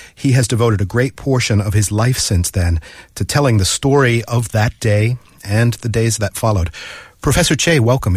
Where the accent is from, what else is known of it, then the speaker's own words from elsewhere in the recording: Massachusetts, United States; now in Seoul, South Korea; Massachusetts, my home state